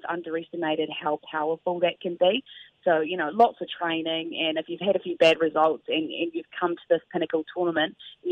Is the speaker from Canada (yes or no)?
no; New Zealand; as a Kiwi